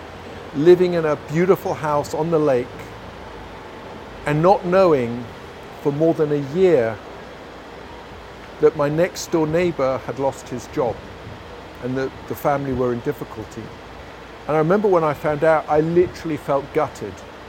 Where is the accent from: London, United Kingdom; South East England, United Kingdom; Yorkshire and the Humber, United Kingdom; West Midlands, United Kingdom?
London, United Kingdom; I grew up in London